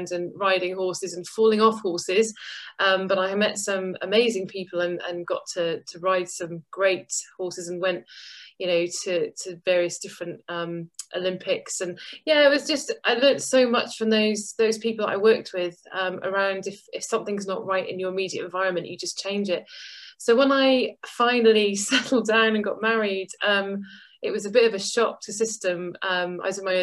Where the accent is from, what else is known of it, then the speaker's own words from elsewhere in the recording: Goodwick, Wales, United Kingdom; moved away; I grew up in a small town called Goodick in Pembrokeshire in Wales